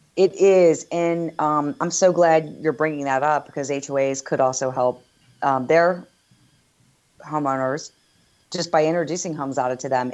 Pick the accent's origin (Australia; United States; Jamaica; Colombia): United States; East Coast; now in Northern California, United States; I'm originally from the East Coast